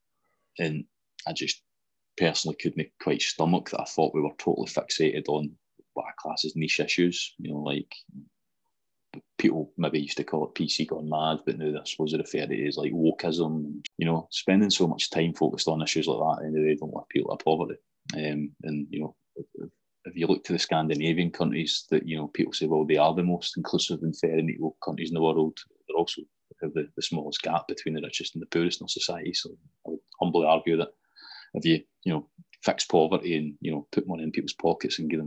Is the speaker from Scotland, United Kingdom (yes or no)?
yes; Greenock, Scotland, United Kingdom; also born or lived in Alexandria; I'd have been four when we moved back over to Greenock